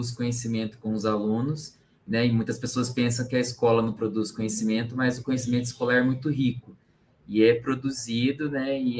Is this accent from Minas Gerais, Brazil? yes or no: yes; São Sebastião do Paraíso, Minas Gerais, Brazil; born there; now in São Paulo, Brazil; Eu nasci em São Sebastião do Paraíso, Minas Gerais.